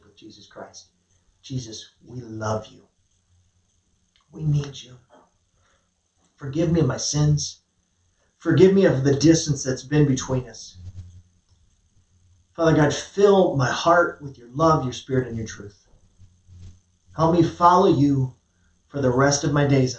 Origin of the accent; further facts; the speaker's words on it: United States; I'm an American